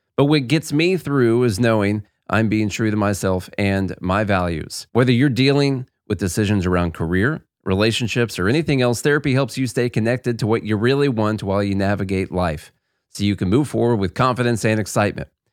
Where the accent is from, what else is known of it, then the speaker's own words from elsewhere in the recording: Tennessee, United States; I'm from Tennessee